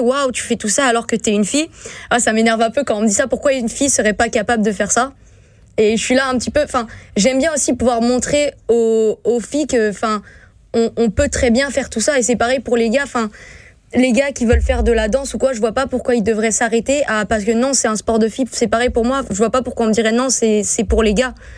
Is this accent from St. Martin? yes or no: yes; St. Martin; moved away; je viens de Saint-Martin